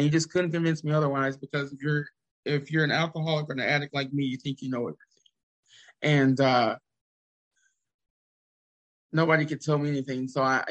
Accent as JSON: {"language": "English", "region": "the South", "country": "United States", "tie": "born or raised there", "said": "I was raised in the South"}